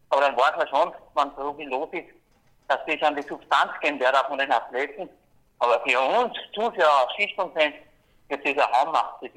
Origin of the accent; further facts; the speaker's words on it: Austria; wünschen darf ich mir natürlich dass als Österreicher, dass der Kunde drinnen bleibt im Programm